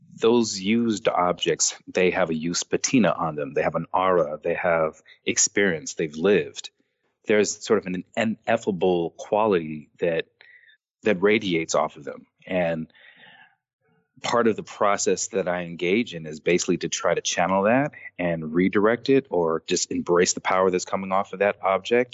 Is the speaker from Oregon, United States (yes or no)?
no; Los Angeles, California, United States; growing up in Los Angeles and doing graffiti